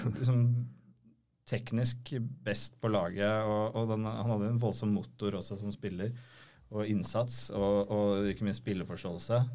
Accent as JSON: {"language": "Norwegian", "country": "Norway", "said": "hvor vi var fra, fra Norge"}